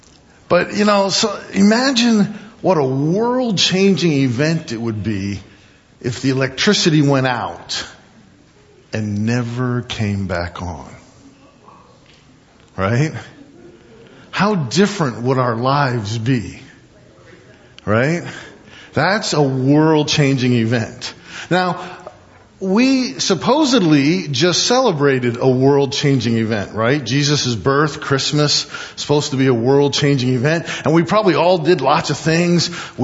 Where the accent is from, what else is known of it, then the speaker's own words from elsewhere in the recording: Midwest, United States; I grew up in the East and the Midwest. We'd have snow and ice storms, and power would go out for a couple days.